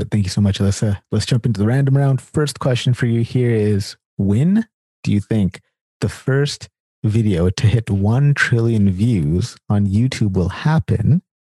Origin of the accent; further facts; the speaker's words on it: Sacramento, California, United States; I'm a Californian as well. And it's interesting because like I'm a Californian from Sacramento.